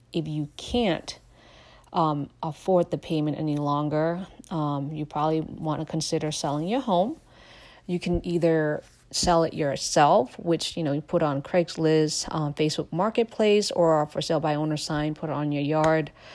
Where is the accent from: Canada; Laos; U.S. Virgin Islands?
Laos; now in United States; I am a refugee from Laos.